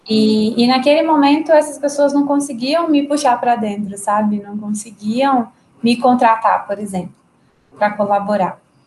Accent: Caparaó, Minas Gerais, Brazil; moved away as an adult; now in Belo Horizonte, Brazil; Eu sou de Caparaó. É Caparaó? uma cidadezinha no interior de Minas, é, já na divisa do estado de Minas com o Espírito

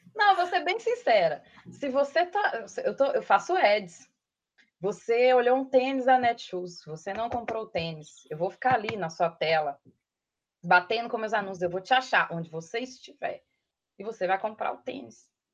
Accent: Matozinhos, Minas Gerais, Brazil; accent: mineiro; moved away as an adult; also born or lived in Sete Lagoas / Belo Horizonte / Pedro Leopoldo; now in São Paulo, Brazil; sou de Matozinhos, nasci em Matozinhos

